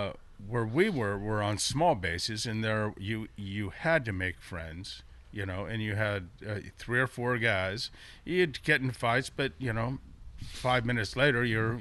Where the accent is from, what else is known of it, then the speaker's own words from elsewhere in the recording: Sonoma, California, United States; also born or lived in Guam; We moved there when I was nine. We moved from Guam. And then, so I went to school in Sonoma from fourth grade on.